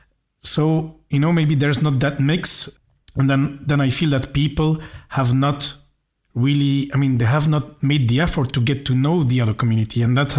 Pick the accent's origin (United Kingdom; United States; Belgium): Belgium; also born or lived in India; I was born in India. I'm Belgian. But my parents are white. I mean, I'm adopted. So most of my life I have spent with white people, and all my family members are white except my sister, who's also adopted.